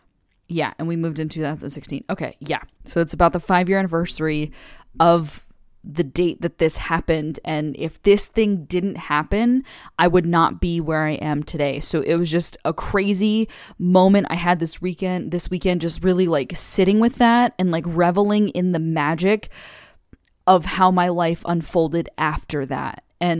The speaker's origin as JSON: {"language": "English", "region": "California", "country": "United States", "tie": "born or raised there", "said": "we were thinking about staying on the West Coast because we're originally from California, born and raised"}